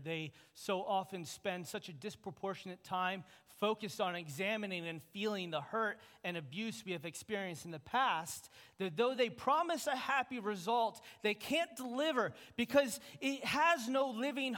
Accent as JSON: {"language": "English", "country": "United States", "said": "As American Christians"}